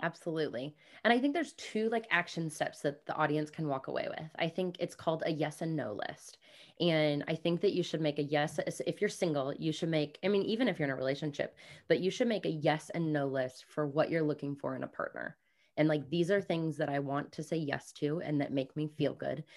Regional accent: Kansas City, United States; moved away as an adult; also born or lived in New Zealand; I grew up in Kansas City, but I have been nomadic and working remotely for five plus years

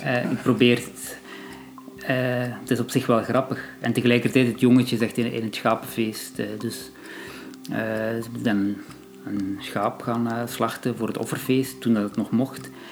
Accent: Belgium; ik zelf als Belg ehm, van Marokkaanse origine

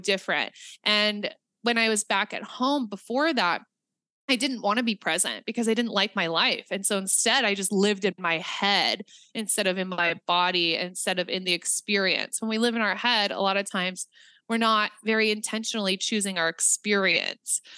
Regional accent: Nebraska, United States; I'm from Nebraska.

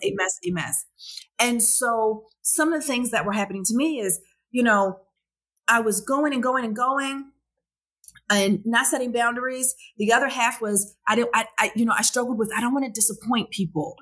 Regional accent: Baltimore, Maryland, United States; I'm from Baltimore

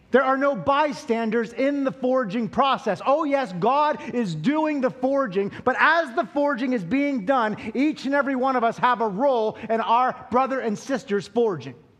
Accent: Altoona, Pennsylvania, United States; I'm from Western Pennsylvania, uh, the sticks. Now, I'm not just from Altoona, like I'm, I'm from like the outskirts of Altoona

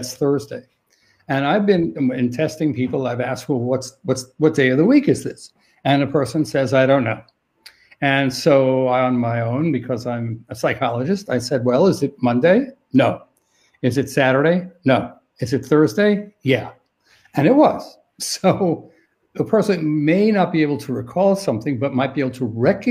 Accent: New York City, New York, United States; I'm from New York City

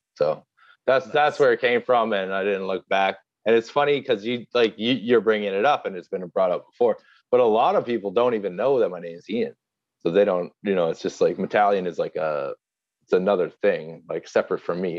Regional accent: Halifax, Nova Scotia, Canada; moved away as an adult; also born or lived in Montreal; I'm from Halifax, Nova Scotia.

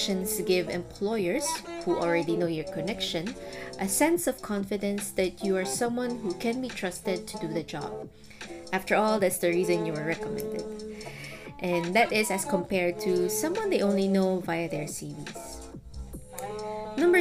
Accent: Philippines; moved away as an adult; now in Singapore; my home country, the Philippines

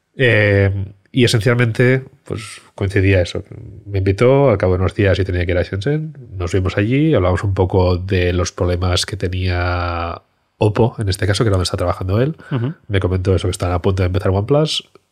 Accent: Barcelona, Catalonia, Spain; moved away as an adult; also born or lived in China / London; nos volvemos a Barcelona, que es de donde soy

